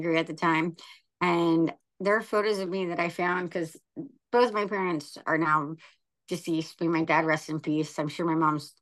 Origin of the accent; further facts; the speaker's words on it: Oceanside, California, United States; also born or lived in Vista, California; I grew up in Oceanside, so I grew up like right in between Orange County and San Diego